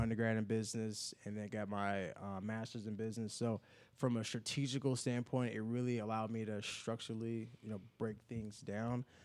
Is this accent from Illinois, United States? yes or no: yes; Chicago, Illinois, United States; moved away as an adult; now in Indianapolis, United States; I grew up in the Chicago on the South Side